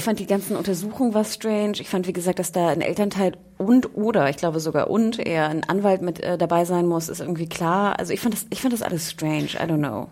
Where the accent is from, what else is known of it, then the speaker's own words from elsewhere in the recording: Hamburg, Germany; ich als Hamburgerin